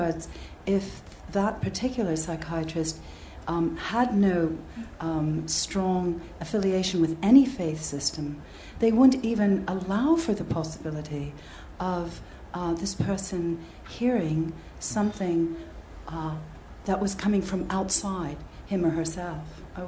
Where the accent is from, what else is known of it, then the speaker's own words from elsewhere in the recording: United States; I come from the United States